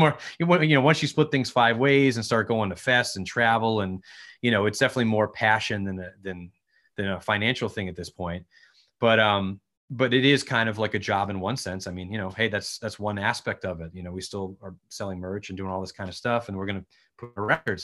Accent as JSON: {"language": "English", "region": "Connecticut", "country": "United States", "said": "we're from Connecticut, or we all were at the time. I'm still here"}